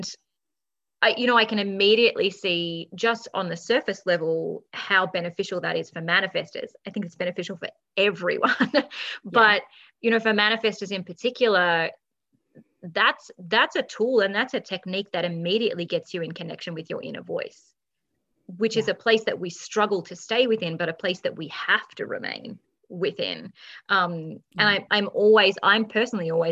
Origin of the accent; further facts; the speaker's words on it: Australia; I'm just Australian